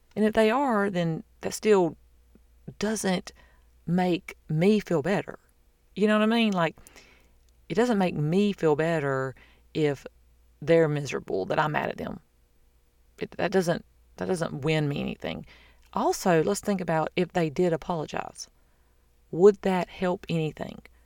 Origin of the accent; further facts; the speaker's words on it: the South, United States; I'm from the South.